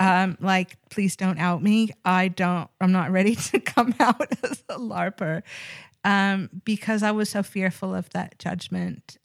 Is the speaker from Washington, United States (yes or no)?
yes; Seattle, Washington, United States; I grew up, uh, predominantly in Seattle, Washington